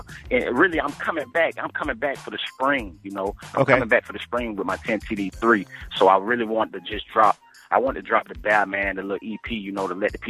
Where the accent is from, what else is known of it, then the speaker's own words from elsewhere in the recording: Florida, United States; I'm from Florida